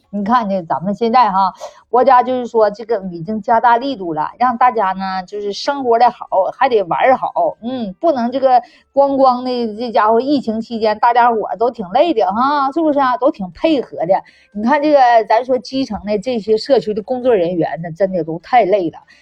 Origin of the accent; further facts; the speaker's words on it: China; 咱们生在这中国太幸福了